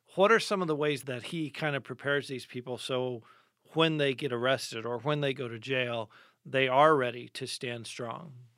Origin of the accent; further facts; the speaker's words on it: United States; as American Christians